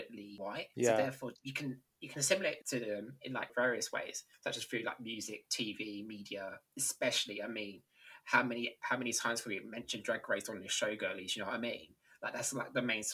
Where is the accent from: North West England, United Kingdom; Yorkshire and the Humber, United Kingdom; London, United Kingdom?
London, United Kingdom; I'm from London